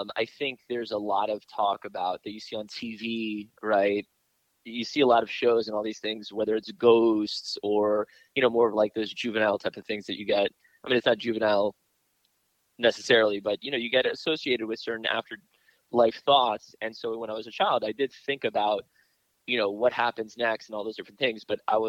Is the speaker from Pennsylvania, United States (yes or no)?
no; Miami, Florida, United States; also born or lived in New York / Israel; Growing up in Miami, in the area that I grew up in, it's one of the zip codes to this day that there is no church in the zip code